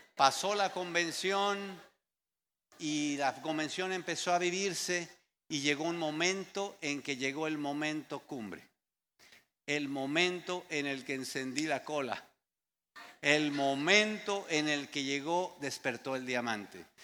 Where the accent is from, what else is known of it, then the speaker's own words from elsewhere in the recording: Mexico; Había como cinco mexicanos allá afuera, los que estábamos ahí llegando